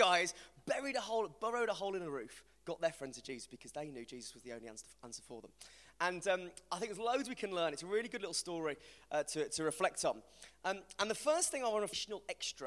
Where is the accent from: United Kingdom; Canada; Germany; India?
United Kingdom; West Midlands; accent: West Midlands; my mate called Dave is from the West Midlands, like me